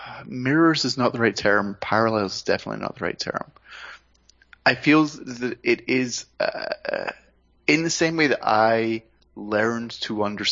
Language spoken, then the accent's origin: English; Scotland, United Kingdom; now in United States; as a Scottish expat in America